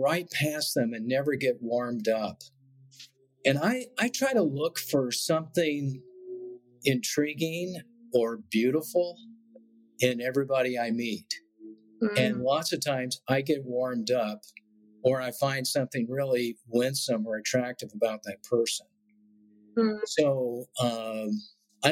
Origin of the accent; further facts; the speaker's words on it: Beaumont, Texas, United States; also born or lived in Austin, Texas; When I was a sophomore in high school, we moved from Beaumont to Austin, Texas